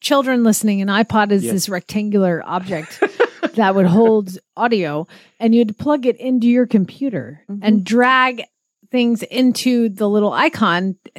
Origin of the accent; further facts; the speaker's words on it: Georgia, United States; moved away; I was from Georgia